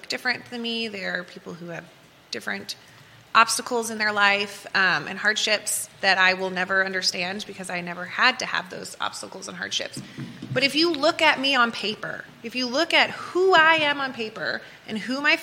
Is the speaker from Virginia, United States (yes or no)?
yes; Fluvanna County, Virginia, United States; growing up in Fluvanna County